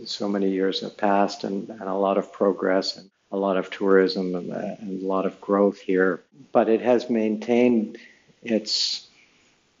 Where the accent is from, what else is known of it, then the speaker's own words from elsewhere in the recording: Canada; moved away as an adult; now in Bali, Indonesia; I'm Canadian, born and raised in Canada